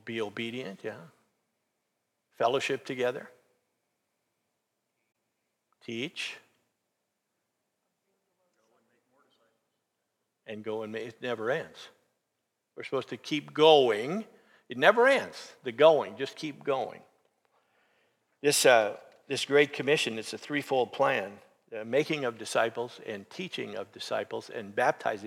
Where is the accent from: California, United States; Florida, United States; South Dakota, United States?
South Dakota, United States; Sioux Falls; we're all from Sioux Falls